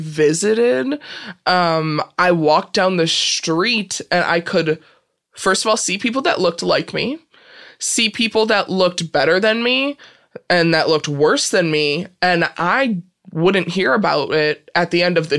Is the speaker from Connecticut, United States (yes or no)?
no; Peru, Illinois, United States; Peru, Illinois